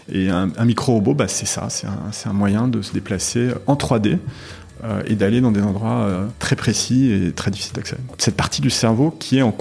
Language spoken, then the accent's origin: French; Paris, Île-de-France, France; born there; also born or lived in Morocco; Je suis né à Paris dans le 17e. Et puis, euh, et puis ensuite, j'ai vécu un tout petit peu à Paris bébé, mais je me souviens pas. Et je suis parti vivre au Maroc.